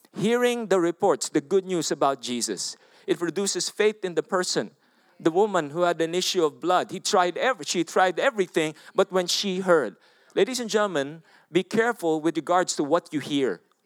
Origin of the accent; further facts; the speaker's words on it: Philippines; I'm from the Philippines